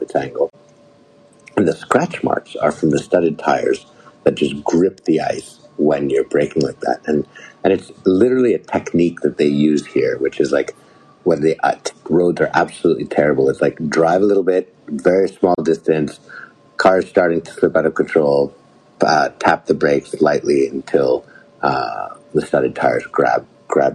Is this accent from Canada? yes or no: yes; Canada; as a Canadian, my parents always told me